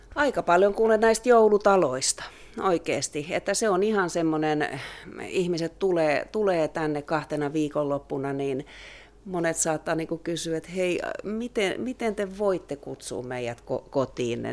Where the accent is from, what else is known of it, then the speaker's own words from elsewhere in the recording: Turku, Southwest Finland, Finland; now in Loviisa, Finland; mä oon Turusta kotoisin